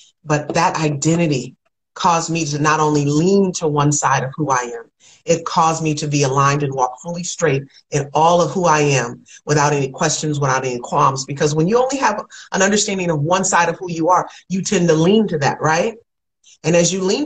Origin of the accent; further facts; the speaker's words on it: Kalamazoo, Michigan, United States; now in Atlanta, United States; Kalamazoo, Michigan, where I'm from